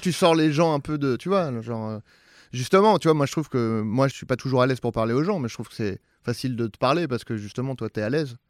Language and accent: French; Saint-Germain-en-Laye, Île-de-France, France; c'est Saint-Germain-en-Laye, c'est très bourgeois